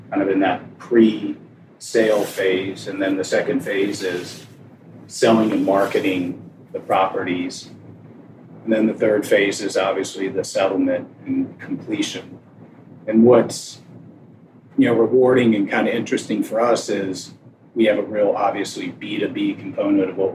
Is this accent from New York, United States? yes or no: no; Ann Arbor, Michigan, United States; also born or lived in Cincinnati; My dad was in grad school at the University of Cincinnati so I was born there. Lived there about five months, and then we moved to Ann Arbor.